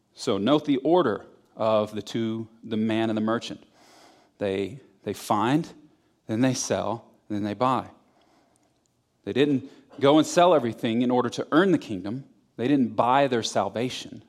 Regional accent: Florida, United States; I'm from Florida

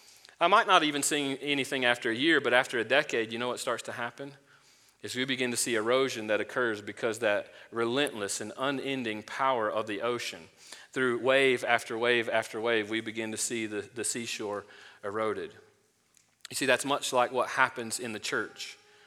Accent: Florida, United States; I'm from Florida. You probably could tell by the accent. No, it sounds like I'm from Georgia, but that's nonetheless. I'm from Florida, and one of the things that I love to do when I go back home is visit.

